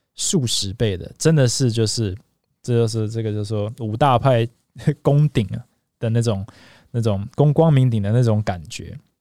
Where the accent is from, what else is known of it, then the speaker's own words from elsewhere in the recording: Taiwan; moved away; also born or lived in United States; 虽然我在台湾长大